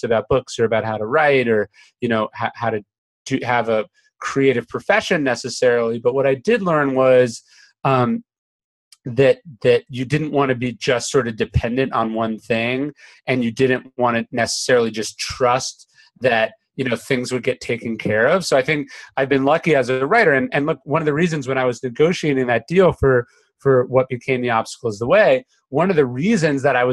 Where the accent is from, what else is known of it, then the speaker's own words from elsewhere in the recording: Sacramento, California, United States; I grew up in Sacramento